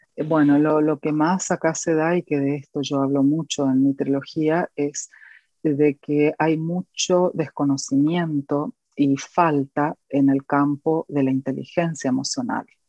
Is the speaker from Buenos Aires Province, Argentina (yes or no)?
no; Corrientes, Argentina; en una iglesia de mi ciudad, de donde soy oriunda, de la provincia de Corrientes, Argentina.